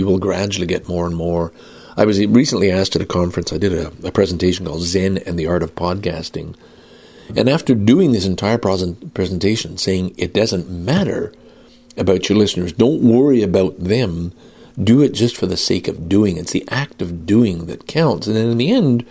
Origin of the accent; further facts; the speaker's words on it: Canada; I'm Canadian